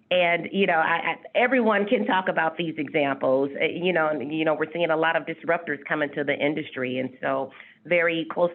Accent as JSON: {"language": "English", "region": "Ohio", "country": "United States", "tie": "born or raised there", "also_born_or_lived": "Minnesota", "moved": "as an adult", "lives_now": "Houston, United States", "said": "I was raised in Ohio, and I went to nursing school after graduating at The Ohio State University, so I am a Buckeye"}